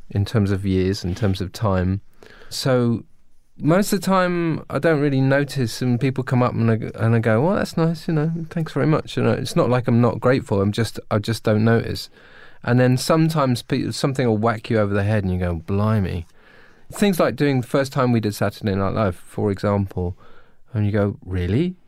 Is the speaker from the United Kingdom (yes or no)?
yes; United Kingdom; I'm British